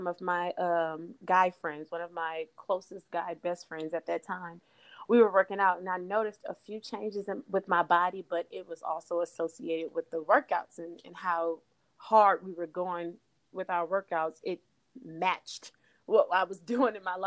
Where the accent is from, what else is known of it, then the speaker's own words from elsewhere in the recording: Texas, United States; moved away; also born or lived in Port Arthur, Texas; I'm from Texas, so I was still in Texas